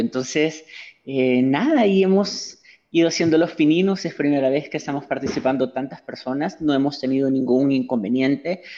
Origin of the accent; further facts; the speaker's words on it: El Salvador; ciudadana salvadoreña